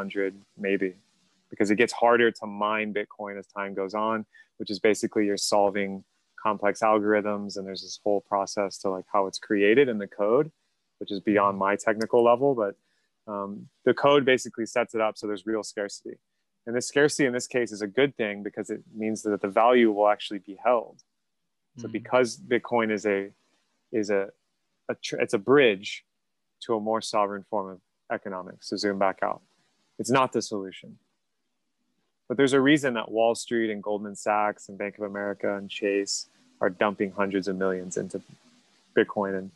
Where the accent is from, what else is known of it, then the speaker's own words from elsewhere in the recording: United States; I'm from the United States